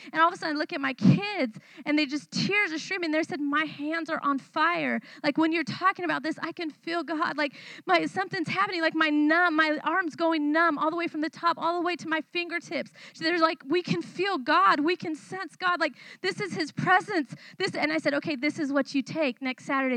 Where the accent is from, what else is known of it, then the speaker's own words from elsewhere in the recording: California, United States; moved away as an adult; now in Thailand; I was not raised in a Christian home, I was raised in California.